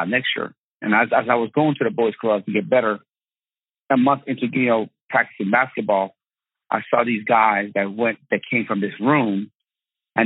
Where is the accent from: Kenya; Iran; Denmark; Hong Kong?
Iran; Tehran, Tehran Province; moved away; I was born in Tehran, Iran